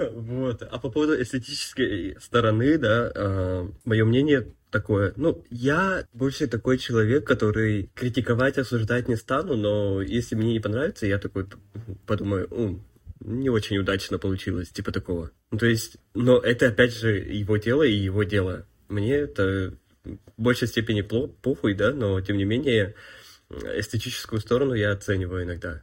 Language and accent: Russian; Yakutia, Sakha Republic, Russia; я из Якутии